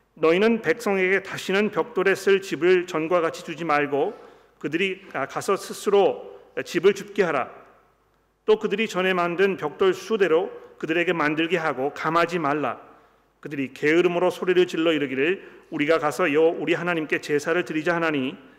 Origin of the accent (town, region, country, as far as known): South Korea